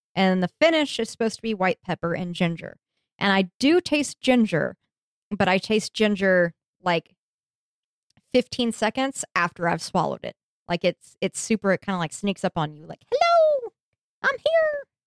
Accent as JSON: {"language": "English", "region": "the West", "country": "United States", "said": "I'm from the West"}